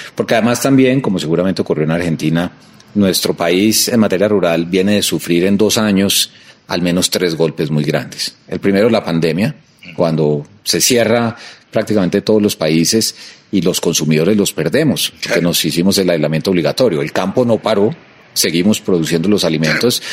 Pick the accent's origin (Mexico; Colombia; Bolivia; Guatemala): Colombia; como colombiano